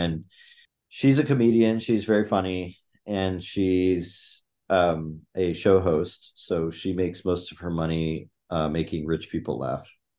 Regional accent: Chiang Mai, Thailand; My parents took my sister and I halfway around the world to Thailand when I was 7, and I grew up in Chiang Mai, Thailand.

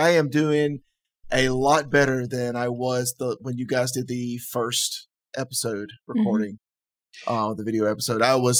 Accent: the South, United States; I'm a Southerner

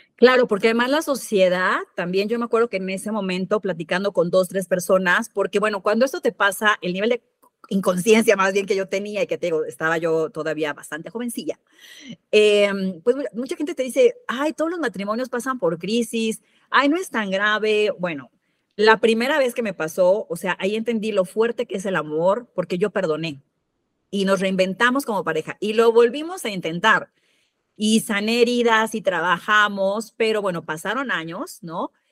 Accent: Mexico City, Mexico; moved away; also born or lived in Veracruz; Yo soy de la Ciudad de México

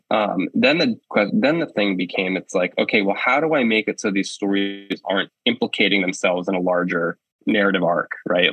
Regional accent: Penobscot Indian Nation, Maine, United States; also born or lived in Bridgeport, Connecticut / Levant, Maine; I was actually born in Bridgeport, Connecticut, and I lived there until I was six. And then my mom took me and we moved to the Penobscot Nation. And I grew up there from six until I was 18

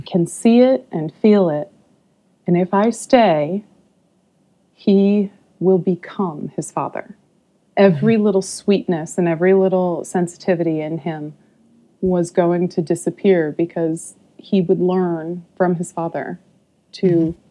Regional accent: Modesto, California, United States; also born or lived in Hawaii / North Bay, California; I'm from California originally. Um, mm-hmm. I uh, escaped the uh, the upbringing in Modesto, California that I had

